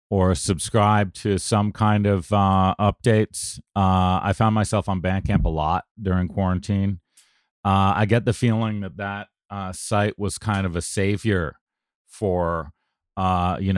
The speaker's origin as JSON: {"language": "English", "country": "Canada", "lives_now": "United States", "said": "as a Canadian in the U.S., uh, all of us who have crossed the border several times, ask this almost instinctively."}